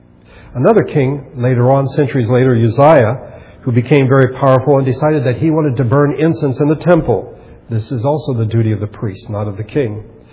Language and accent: English; United States; I'm an American and I live in this country